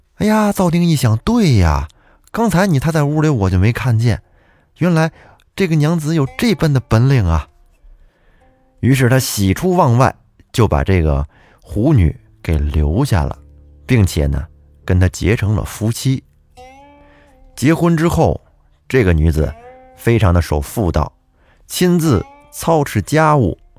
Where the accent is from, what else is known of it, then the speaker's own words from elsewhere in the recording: Huanghua, Hebei, China; 我的故乡也是沧州市，我是沧州黄花人